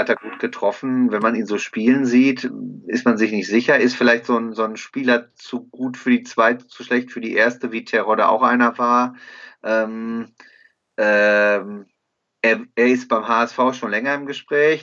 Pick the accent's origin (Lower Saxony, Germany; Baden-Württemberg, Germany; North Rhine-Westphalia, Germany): North Rhine-Westphalia, Germany; Bochum; ich komme aus Bochum